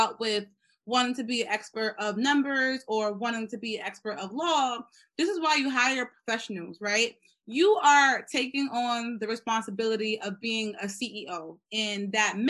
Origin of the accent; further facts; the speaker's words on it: New York City, New York, United States; I grew up in the Bronx, was raised by a mother who's pretty much a single mother